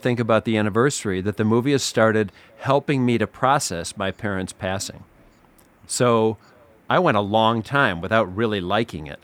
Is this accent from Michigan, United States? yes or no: yes; Upper Michigan, United States; I grew up in Upper Michigan, and I was there when they filmed the movie